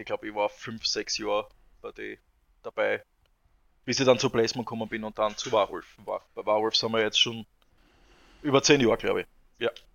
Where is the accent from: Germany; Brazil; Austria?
Austria; southern Styria; wir kommen zwar alle aus, aus der Steiermark, aber ich bin persönlich äh, im Süden aufgewachsen, also lebe im Süden der Steiermark